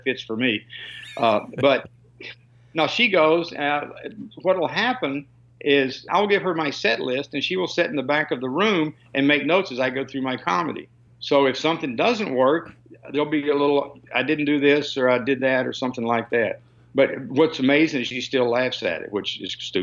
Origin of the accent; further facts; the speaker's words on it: Kentucky, United States; I grew up in Kentucky